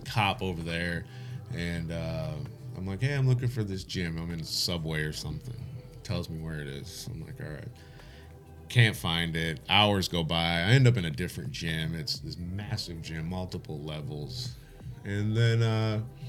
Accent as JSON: {"language": "English", "town": "Detroit", "region": "Michigan", "country": "United States", "moved": "yes", "lives_now": "England, United Kingdom", "said": "I'm from Detroit."}